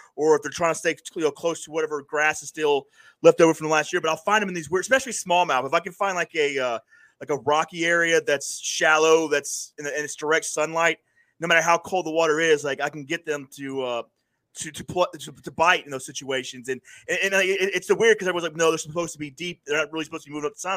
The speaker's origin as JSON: {"language": "English", "town": "Panama City", "region": "Florida", "country": "United States", "tie": "born or raised there", "moved": "yes", "lives_now": "upstate New York, United States", "said": "I grew up in Panama City, Florida"}